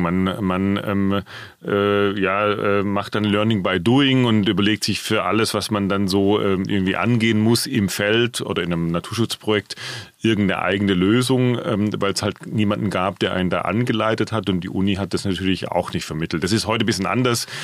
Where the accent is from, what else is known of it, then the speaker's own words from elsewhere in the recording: Swabia, Germany; moved away as an adult; now in Frankfurt, Germany; angefangen habe ich in meiner schwäbischen Heimat